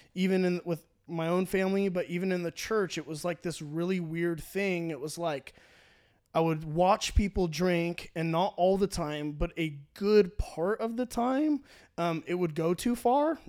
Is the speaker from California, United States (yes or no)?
yes; Orange County, California, United States; I grew up in Orange County, California, where church is cool